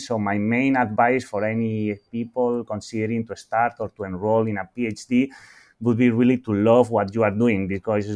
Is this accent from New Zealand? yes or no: no; Spain; my home country in Spain